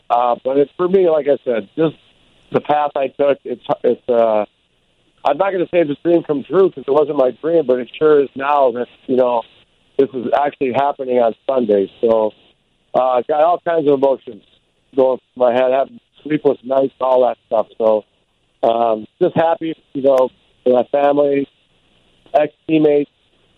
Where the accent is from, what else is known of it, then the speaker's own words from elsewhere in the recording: Chicago, Illinois, United States; being from Chicago.